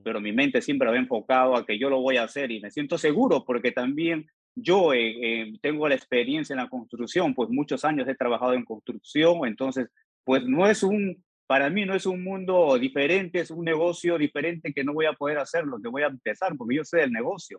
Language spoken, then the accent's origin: Spanish; Peru; now in Georgia, United States; soy originario de Perú